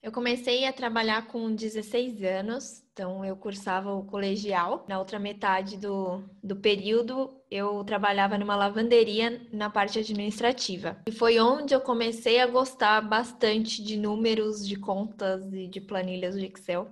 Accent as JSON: {"language": "Portuguese", "region": "São Paulo", "country": "Brazil", "tie": "born or raised there", "moved": "as an adult", "said": "Eu nasci em São Paulo, morei grande parte da minha vida na Zona Leste também. Morava na Vila Ema."}